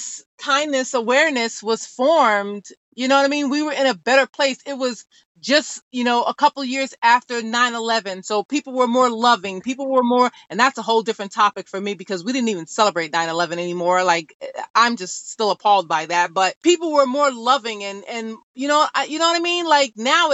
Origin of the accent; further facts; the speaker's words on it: New York City, New York, United States; growing up in New York, all right, you guys know, like either we're on the train system or the buses